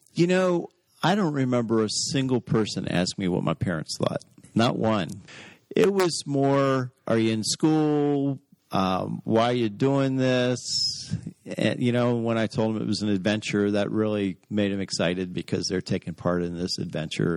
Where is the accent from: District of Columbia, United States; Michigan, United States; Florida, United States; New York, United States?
District of Columbia, United States; Washington; I was born nine blocks from the White House, so I'm a true native